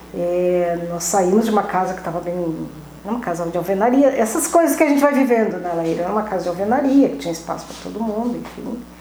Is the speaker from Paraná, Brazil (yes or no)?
no; Pelotas, Rio Grande do Sul, Brazil; moved away as an adult; also born or lived in Camaquã / Santa Vitória do Palmar / São Paulo / Alvorada; para Pelotas eu vim aos cinco anos